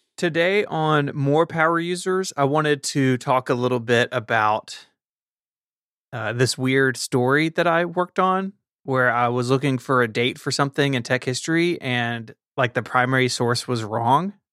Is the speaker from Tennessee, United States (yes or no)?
yes; Memphis, Tennessee, United States; Memphis is in my hometown